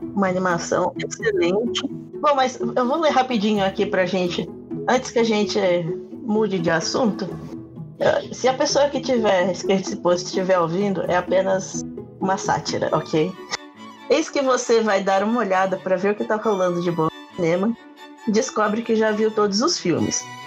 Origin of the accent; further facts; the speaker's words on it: Brazil; Eu sou brasileiro.